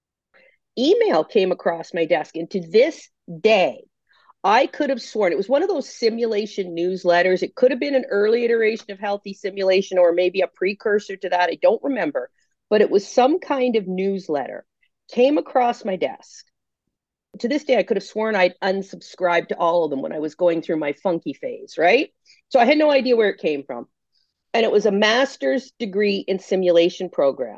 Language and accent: English; Canada; accent: Canadian; moved away as an adult; also born or lived in Ontario; now in Brooklyn, United States; I am indeed Canadian